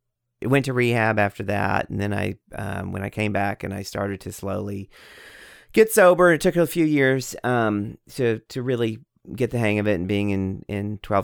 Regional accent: Texas, United States; also born or lived in New York; And then I started writing a memoir about my alcoholism and about growing up in Texas. And you know, it's half of it's Texas and then half in New York.

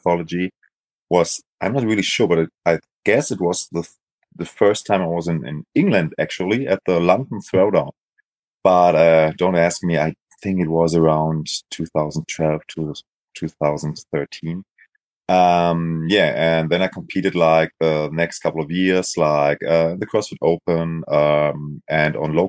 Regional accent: Essen, North Rhine-Westphalia, Germany; I'm from Germany, Essen, so it's like a western part of Germany.

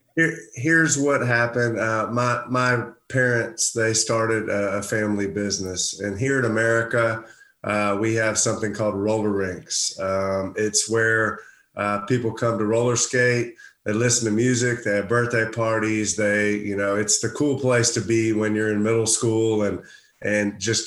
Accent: Houston, Texas, United States; a guy from Houston, Texas

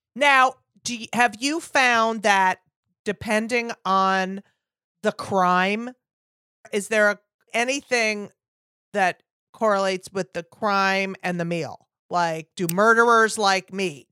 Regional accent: New Jersey, United States; I grew up in New Jersey

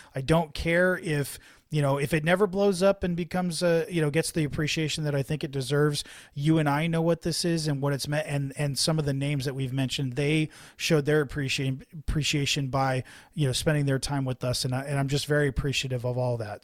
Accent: San Jose, California, United States; I grew up in and around San Jose.

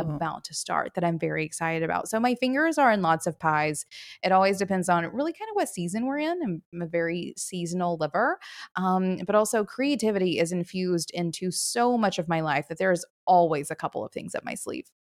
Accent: the South, United States; now in Chattanooga, Tennessee, United States; I live in Chattanooga, Tennessee. I've been here for about six years, born and raised in the South

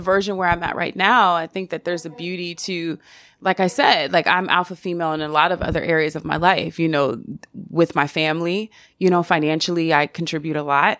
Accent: the South, United States; I'm from the South

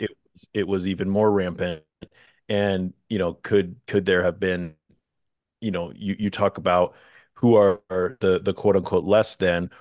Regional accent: Midwest, United States; accent: Midwestern; I come from the Midwest

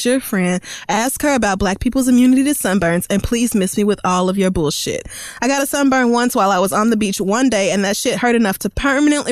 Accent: Oklahoma, United States; growing up in Oklahoma, the sun is just right there on the plains

